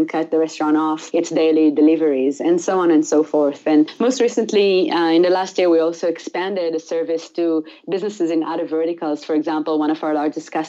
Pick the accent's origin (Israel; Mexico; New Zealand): Israel; moved away as an adult; also born or lived in Italy; now in United States; I grew up in Israel. I was born in a small village in Israel